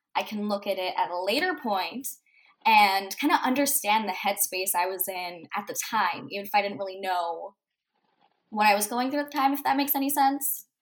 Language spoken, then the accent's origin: English; Manitoba, Canada; I'm from Manitoba, Canada.